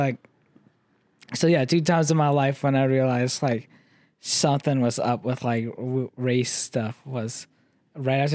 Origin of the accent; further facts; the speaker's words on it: Sioux Falls, South Dakota, United States; also born or lived in Brookings, South Dakota; growing up in Sioux Falls